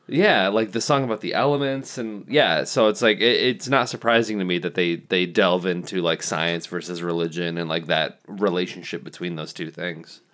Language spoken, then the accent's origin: English; Kalamazoo, Michigan, United States; we're from Kalamazoo